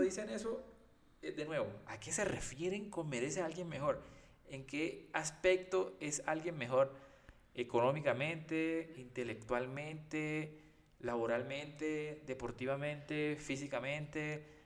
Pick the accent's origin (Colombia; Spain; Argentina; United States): Colombia; Costeño, Caribbean coast; yo por lo menos que soy costeño